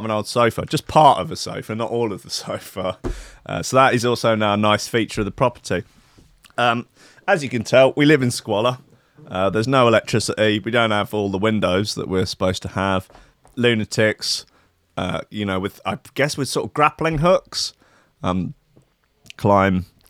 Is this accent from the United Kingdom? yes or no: yes; England, United Kingdom; moved away; I'm English